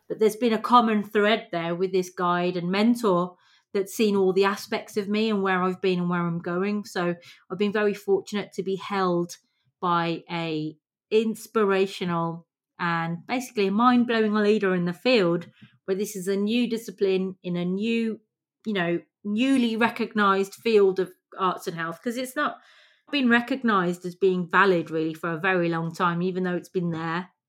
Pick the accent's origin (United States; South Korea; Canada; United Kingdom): United Kingdom; England; the privilege that we have growing up in England